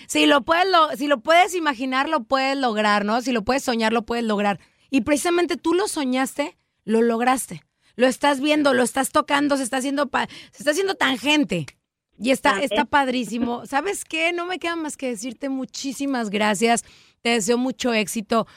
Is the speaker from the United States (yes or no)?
no; Mexico; en México utilizamos mucho el de que andar con lobos, aullar se enseña